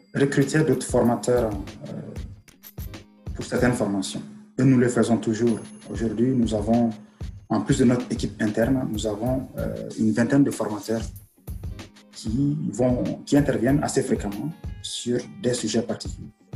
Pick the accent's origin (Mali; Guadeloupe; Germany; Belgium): Mali; moved away as an adult; also born or lived in Algeria / Strasbourg, France / Mulhouse, France; now in Quebec, Canada; je suis né au Mali, j'ai grandi au Mali